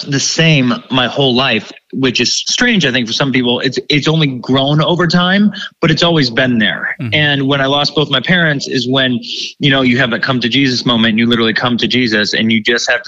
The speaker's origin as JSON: {"language": "English", "region": "Ohio", "country": "United States", "tie": "born or raised there", "said": "I grew up in Ohio, small town, grew up total like theater nerd in the community."}